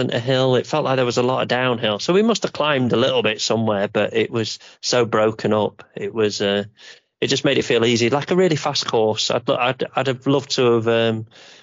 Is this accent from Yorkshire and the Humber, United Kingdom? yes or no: yes; Yorkshire and the Humber, United Kingdom; we're from Yorkshire